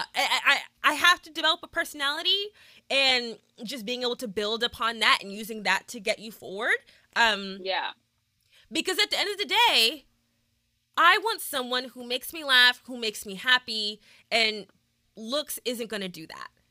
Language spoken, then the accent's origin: English; Midlothian, Texas, United States; Midlothian, Texas, which is just outside of Dallas